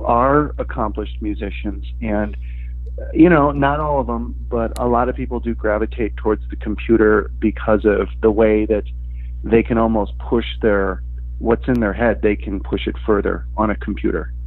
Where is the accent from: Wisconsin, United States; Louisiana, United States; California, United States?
Wisconsin, United States; Milwaukee; moved away as an adult; also born or lived in Chicago; I'm originally from Milwaukee, but uh, I moved to Chicago um, shortly after graduating from college